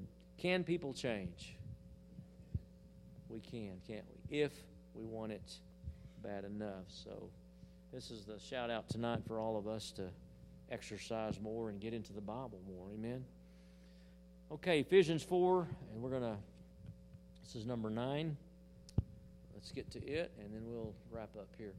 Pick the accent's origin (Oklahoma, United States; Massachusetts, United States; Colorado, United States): Oklahoma, United States; Hollis; In the little church I was raised in Hollis, Oklahoma, we had the booster band